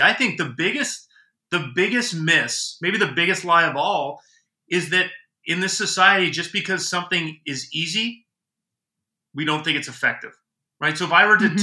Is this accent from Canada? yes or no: yes; Canada; now in United States; as a Canadian